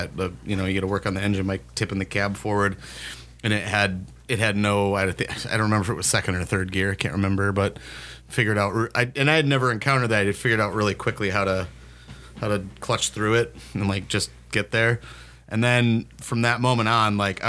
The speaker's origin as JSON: {"language": "English", "town": "St. Paul", "region": "Minnesota", "country": "United States", "tie": "born or raised there", "said": "I grew up in St. Paul"}